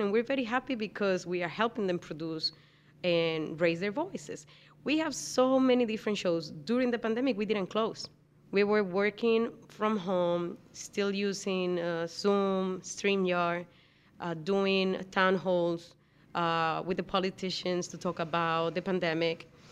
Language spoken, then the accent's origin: English; Dominican Republic; moved away; I'm from the Dominican Republic